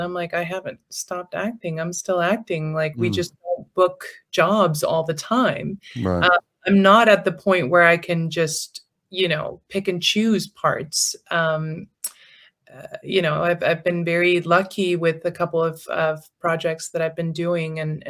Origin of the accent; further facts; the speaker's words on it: England, United Kingdom; this is my natural I'm English.